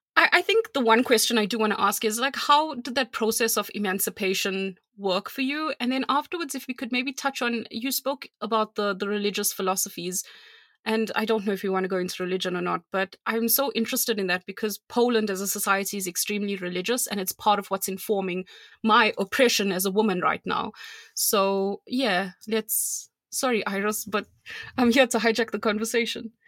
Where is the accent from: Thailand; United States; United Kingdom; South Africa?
South Africa; I'm South African